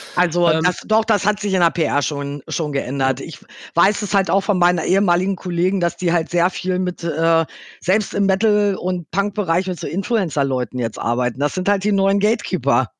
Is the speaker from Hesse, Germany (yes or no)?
no; Hanover, Lower Saxony, Germany; moved away as an adult; also born or lived in Dortmund / Los Angeles; Gebürtig, okay. äh, gebürtige Hannoveranerin. Bin in Hannover, ja. äh, habe in Hannover-Linden gewohnt